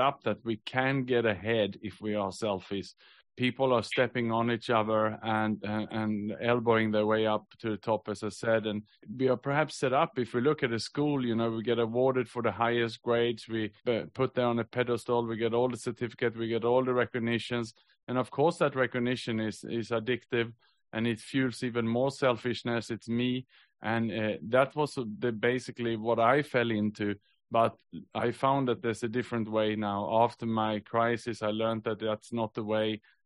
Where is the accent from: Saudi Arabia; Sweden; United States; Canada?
Sweden; moved away as an adult; also born or lived in Australia / Southeast Asia; now in Singapore; I was born in Sweden, but I actually moved to Australia when I was 22